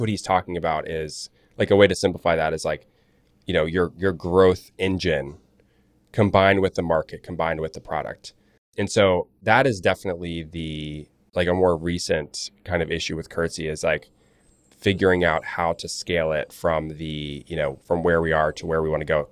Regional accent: Charlotte, North Carolina, United States; creating websites for lawyers and other small businesses in Charlotte all through growing up. I'm from Charlotte, North Carolina

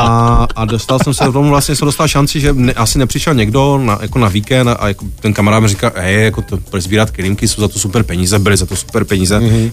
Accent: Ostrava, Moravian-Silesian Region, Czechia; moved away as an adult; now in Prague, Czech Republic; nejsem, nejsem, nejsem z Prahy, jsem z Ostravy

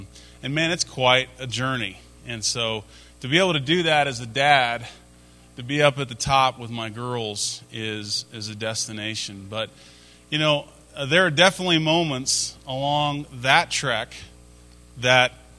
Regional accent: Atlanta, Georgia, United States; My spring breaks in high school weren't spent in growing up in Atlanta.

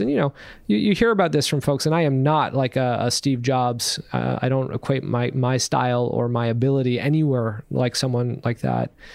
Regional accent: Canada; being here in Canada and being Canadian

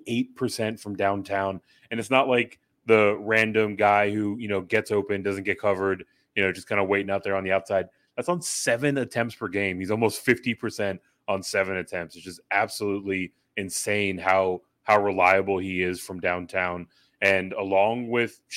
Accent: San Antonio, Texas, United States; My hometown Cardinals

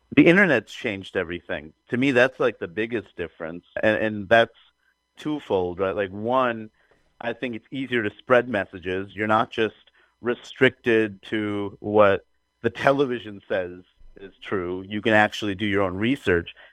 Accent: New York City, New York, United States; growing up in Queens, New York, where the whole world is there.

